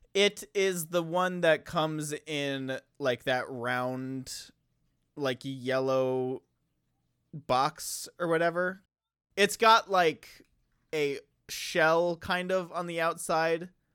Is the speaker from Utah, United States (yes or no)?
no; Wisconsin, United States; I am from Wisconsin